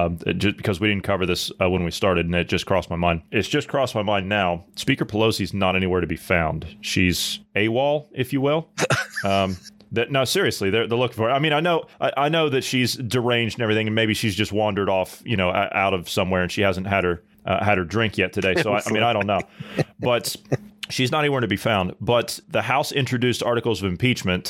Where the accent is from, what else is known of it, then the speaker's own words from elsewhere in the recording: United States; as an American voter, as an American citizen